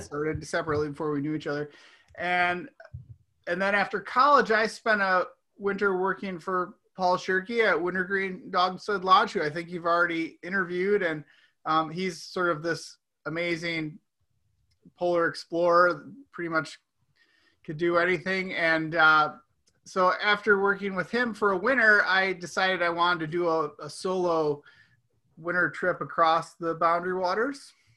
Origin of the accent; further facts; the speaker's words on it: outside of Chicago, Illinois, United States; moved away; I grew up outside of Chicago